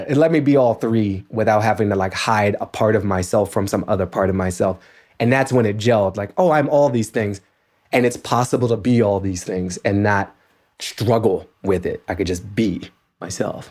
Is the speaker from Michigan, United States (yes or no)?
no; Washington, District of Columbia, United States; moved away; the Washington Post, my hometown paper